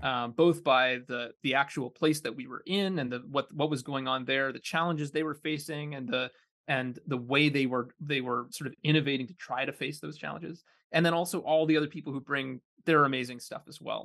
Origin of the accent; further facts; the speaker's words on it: Kitchener, Ontario, Canada; moved away; I grew up in Kitchener, Ontario, uh, in a pretty suburban neighborhood